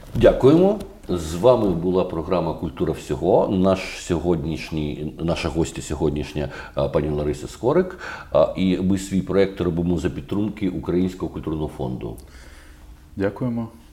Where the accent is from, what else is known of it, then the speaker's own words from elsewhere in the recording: Kyiv, Ukraine; Як киянин